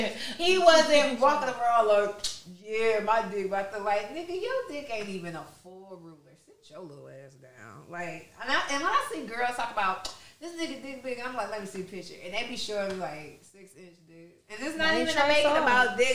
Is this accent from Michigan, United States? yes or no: yes; Detroit, Michigan, United States; I'm from Detroit